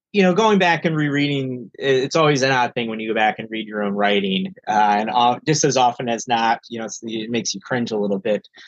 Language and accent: English; northeastern Pennsylvania, United States; now in Cincinnati, United States; I grew up in northeastern Pennsylvania, uh, an area of Pennsylvania that's part of Appalachia